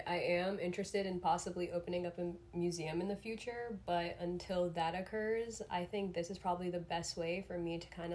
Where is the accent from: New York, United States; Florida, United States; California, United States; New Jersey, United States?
Florida, United States; South; I grew up in South Florida. I'm still based in South Florida currently